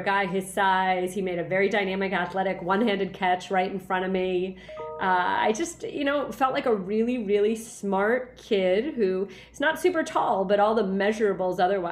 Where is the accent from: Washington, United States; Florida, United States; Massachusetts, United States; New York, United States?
New York, United States; New York City; New York City, my hometown. This is where I was born, was New York City.